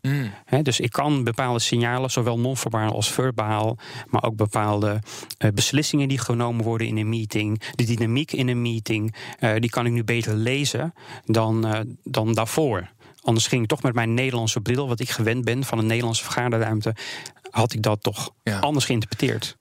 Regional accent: Netherlands; wij als Nederlanders

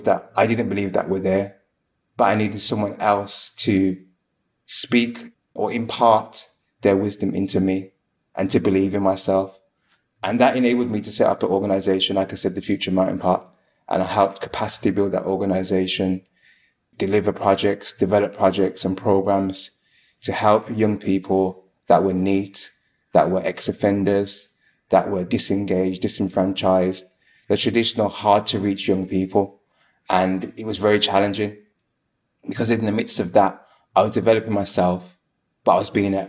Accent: Birmingham, West Midlands, United Kingdom; I am from Birmingham.

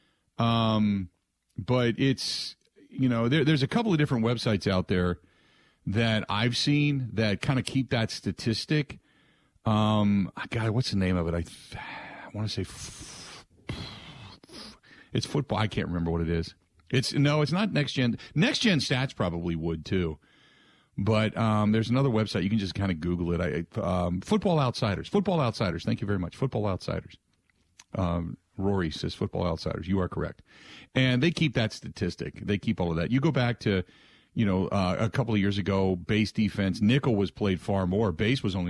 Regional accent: Cincinnati, Ohio, United States; moved away as an adult; now in Wisconsin, United States; when I was living in growing up in Cincinnati

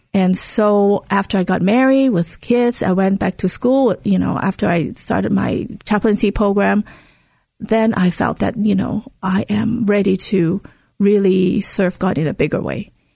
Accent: Hong Kong; moved away; Where I grew up in Hong Kong, it is very interest, it is a very diverse city

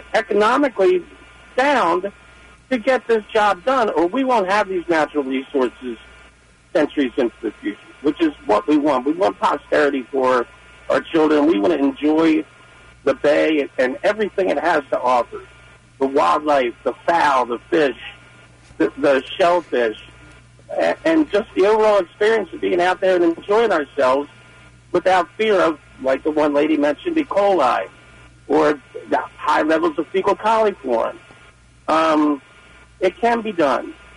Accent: Essex, Maryland, United States; I'm from Essex.

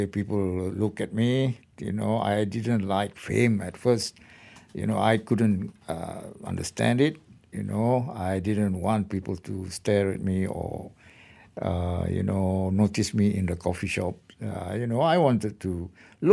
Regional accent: Perak, Malaysia; to my home state, because I am from Perak

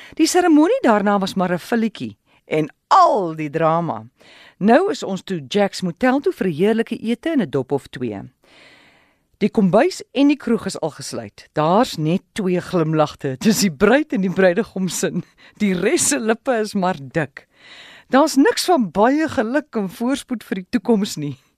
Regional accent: Willowmore, Eastern Cape, South Africa; moved away as an adult; also born or lived in Port Elizabeth; my tuisdorp Willowmore in die Ooskaap

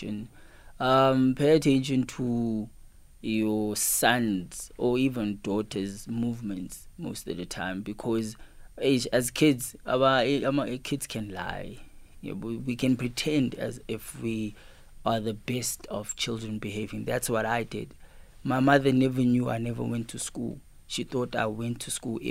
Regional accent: Cape Town, Western Cape, South Africa; also born or lived in Pietermaritzburg, KwaZulu-Natal; growing up in Cape Town, in a location called Lower Crossroad in Philippi East, I grew up in a location which had negative and positive people

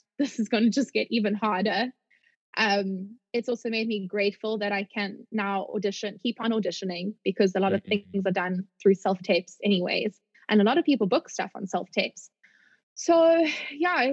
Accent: South Africa; moved away as an adult; as a South African

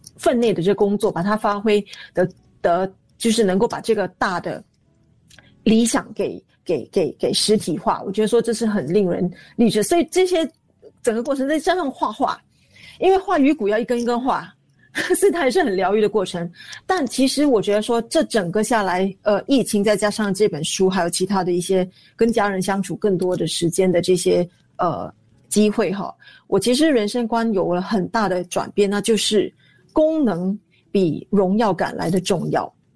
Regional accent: Singapore; 因为我童年是在租赁祖屋里面度过的

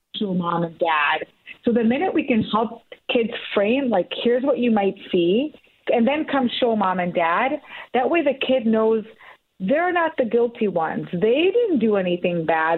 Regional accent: Oak Park, Illinois, United States; my hometown of Oak Park

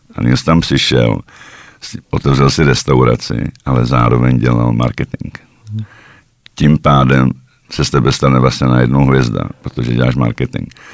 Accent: Czechia; moved away as an adult; now in Slovakia; jsem Čech

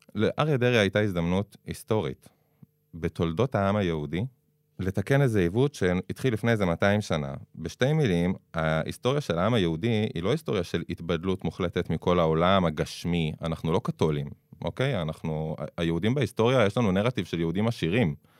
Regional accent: Jerusalem, Jerusalem District, Israel; also born or lived in Beitar Illit; אני גדלתי בשכונה חילונית בירושלים

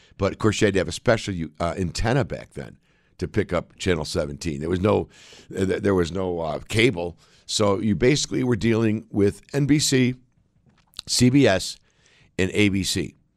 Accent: United States

